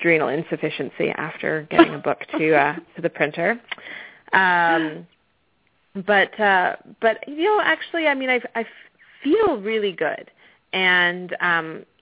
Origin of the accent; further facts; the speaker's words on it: Victoria, British Columbia, Canada; accent: Canadian twang; moved away as an adult; also born or lived in Arizona; now in Atlanta, United States; I'm actually Canadian. I grew up on the west coast of Canada.